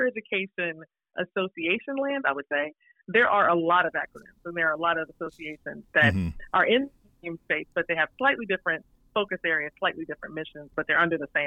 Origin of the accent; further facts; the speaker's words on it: Lake City, Florida, United States; originally Lake City, Florida